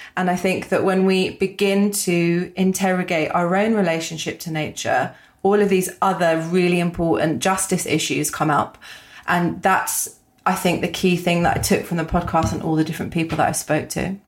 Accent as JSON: {"language": "English", "region": "London", "country": "United Kingdom", "tie": "born or raised there", "said": "I grew up in London"}